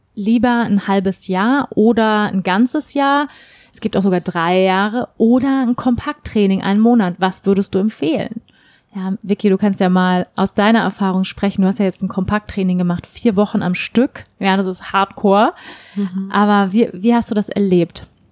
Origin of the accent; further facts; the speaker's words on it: Hamburg, Germany; moved away; Hamburg ist meine Heimatstadt, in Hamburg lebt meine Familie